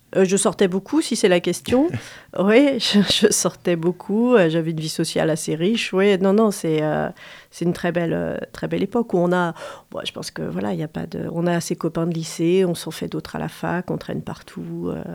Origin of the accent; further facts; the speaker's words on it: Angers, Pays de la Loire, France; je suis née à, Angers, c'est très banal